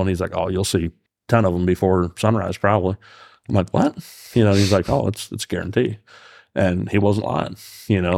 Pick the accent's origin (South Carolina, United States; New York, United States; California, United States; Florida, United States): New York, United States; now in Fairfield, Pennsylvania, United States; growing up in New York